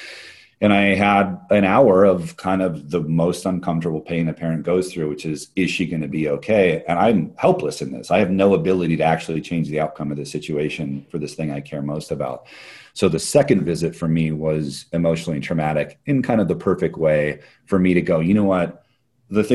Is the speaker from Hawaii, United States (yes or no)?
yes; Hawaii, United States; also born or lived in Bay Area; now in Portland, United States; my wife and I are both born and raised in Hawaii